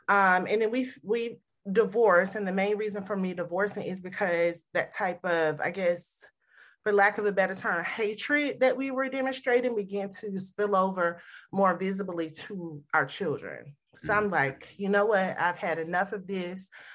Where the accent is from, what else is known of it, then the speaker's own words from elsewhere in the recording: the South, Southern United States, United States; I grew up in the Southern household